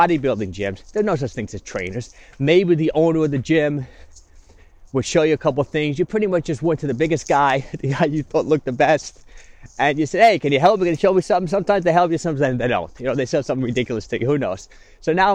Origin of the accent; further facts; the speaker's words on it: Yonkers, New York, United States; also born or lived in Long Island; I grew up in Yonkers.